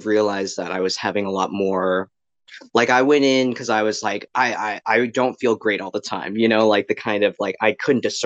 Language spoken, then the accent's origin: English; Greenville, North Carolina, United States; moved away as an adult; also born or lived in Midwest / Raleigh, North Carolina; I am originally from the Midwest, but I mostly grew up in Greenville, North Carolina. So I spent around from 13 to 18 in Greenville